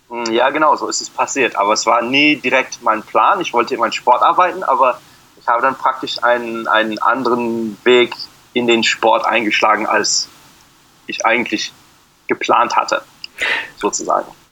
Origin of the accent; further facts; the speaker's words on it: Frankfurt am Main, Hesse, Germany; moved away as an adult; now in Phoenix, United States; Ich bin in Frankfurt geboren